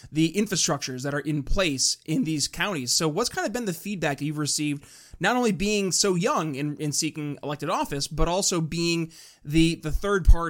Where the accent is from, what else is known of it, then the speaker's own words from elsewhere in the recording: New York, United States; my home state, New York State